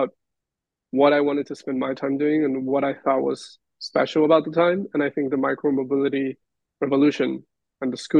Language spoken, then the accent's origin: English; Peru; now in Los Angeles, United States; my experience growing up in Peru